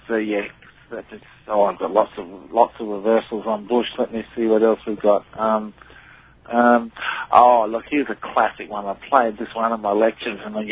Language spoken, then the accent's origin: English; Adelaide, South Australia, Australia; I was born in Adelaide